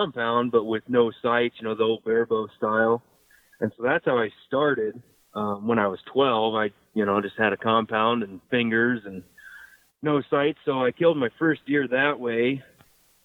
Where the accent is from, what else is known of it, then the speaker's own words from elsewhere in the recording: Nebraska, United States; I'm from Nebraska